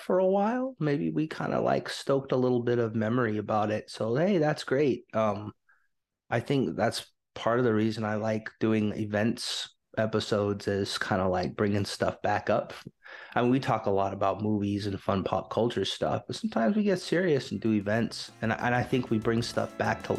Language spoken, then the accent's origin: English; United States; I was American.